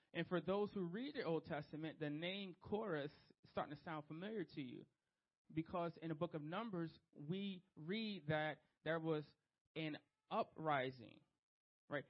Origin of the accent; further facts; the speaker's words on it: Trenton, New Jersey, United States; Street kid. I'm from Trenton, New Jersey